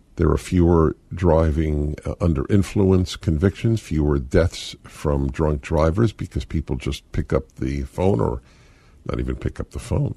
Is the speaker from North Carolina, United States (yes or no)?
no; New York, United States; moved away as an adult; now in California, United States; When I came to California, it was it's like a dreamland for a, a boy growing up in New York